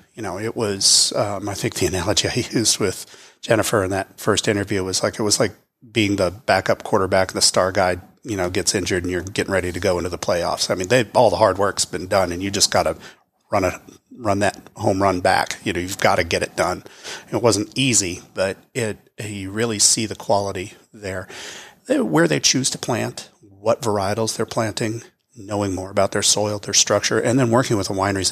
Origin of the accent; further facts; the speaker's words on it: California, United States; moved away as an adult; now in Texas, United States; being from California. You know, it's where I was born